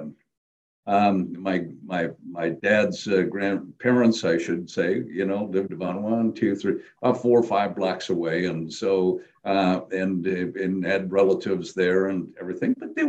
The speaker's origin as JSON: {"language": "English", "town": "Appleton", "region": "Wisconsin", "country": "United States", "tie": "born or raised there", "said": "I was born in 46, obviously, then into the 50s. So I grew up on the corner of Walnut and Lawrence. Okay. So that was one block off of the main street in Appleton, Wisconsin"}